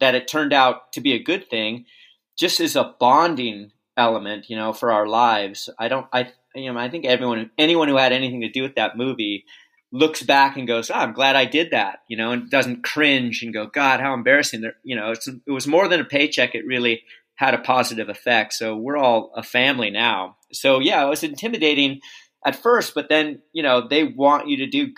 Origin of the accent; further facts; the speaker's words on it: Palos Verdes, California, United States; I grew up in Palos Verdes